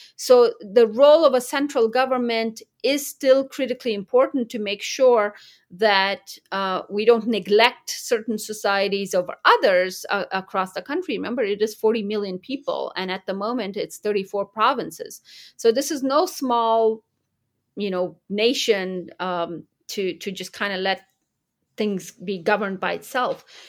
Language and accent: English; United States; also born or lived in Kandahar, Afghanistan; my background growing up in America